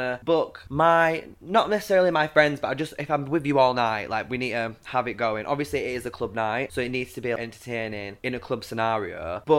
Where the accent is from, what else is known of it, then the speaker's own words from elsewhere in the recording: Carlisle, North West England, United Kingdom; I was born in Carlisle, but I was made in the Navy. I think, like, I was like born in, like, I am a northern girl. I am.